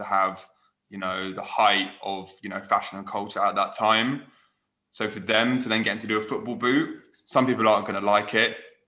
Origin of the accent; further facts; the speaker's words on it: Manchester, North West England, United Kingdom; As a baller, obviously, you know, born and raised in Manchester, who plays for Manchester United, I wasn't entirely sure how well it connected.